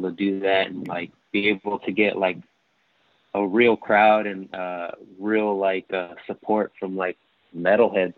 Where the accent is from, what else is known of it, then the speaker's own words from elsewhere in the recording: Norwalk, California, United States; we come from Norwalk, which is county of LA, but still like southeast suburb